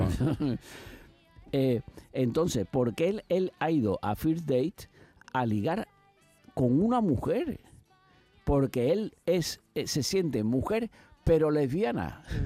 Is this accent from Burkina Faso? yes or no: no; Spain; Mi país